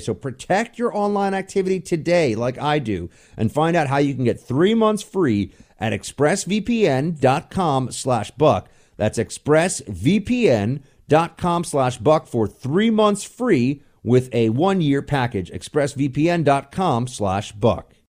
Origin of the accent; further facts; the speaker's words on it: United States; born and raised in America